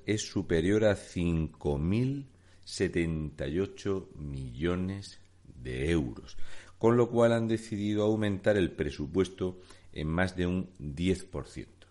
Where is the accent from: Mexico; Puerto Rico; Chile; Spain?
Spain; Region of Murcia; un murciano encabronado.